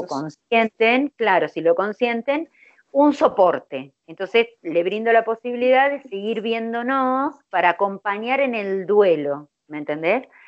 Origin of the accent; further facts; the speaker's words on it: Buenos Aires Province, Argentina; yo soy de Argentina, de la provincia de Buenos Aires